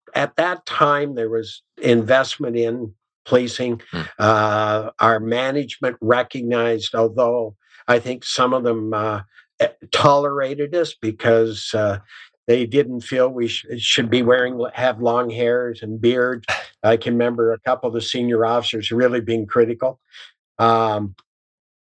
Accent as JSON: {"language": "English", "region": "Southwestern Ontario", "country": "Canada", "tie": "born or raised there", "also_born_or_lived": "Elmira, Ontario", "said": "I grew up in Southwestern Ontario. In a little town called Hansel"}